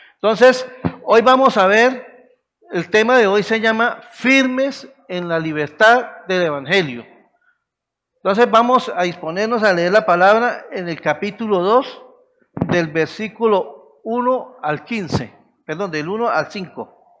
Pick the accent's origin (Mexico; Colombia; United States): Colombia; nosotros como los colombianos